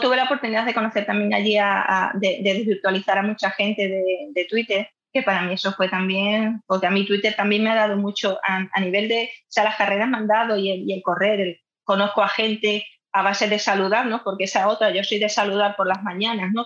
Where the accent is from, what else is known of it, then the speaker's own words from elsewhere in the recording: Madrid, Community of Madrid, Spain; moved away; yo soy de Madrid